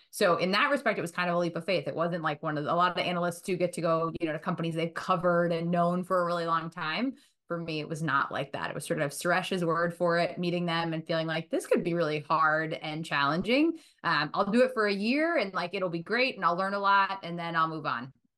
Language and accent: English; Boston, Massachusetts, United States; also born or lived in Milton / Chestnut Hill / West Roxbury; I grew up, um, in Boston, right outside of Boston